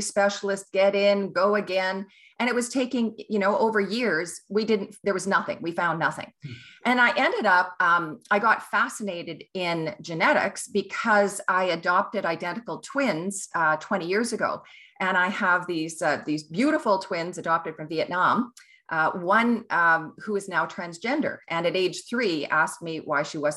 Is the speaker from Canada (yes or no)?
yes; Kelowna, British Columbia, Canada; also born or lived in Ottawa / New Zealand / England; now in Vancouver, Canada; I am a Kelowna girl. That's where I grew up and lived in Ottawa, New Zealand, England, around the world